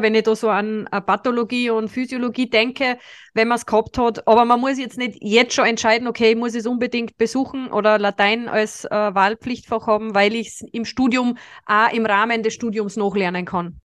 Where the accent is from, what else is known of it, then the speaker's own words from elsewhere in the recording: Salzburg, Austria; moved away as an adult; now in Styria, Austria; ich bin ja aus Salzburg und bin dann quasi übersiedelt in die Steiermark